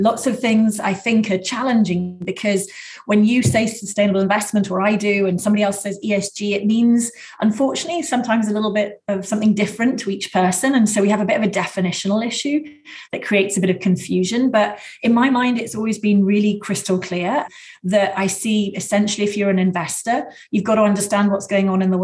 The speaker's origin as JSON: {"language": "English", "country": "United Kingdom", "tie": "born or raised there", "also_born_or_lived": "Washington, D.C., United States / Chicago, United States", "moved": "as an adult", "lives_now": "California, United States", "said": "I grew up and I worked in the UK, as you can probably tell from my accent, for the first 30 years."}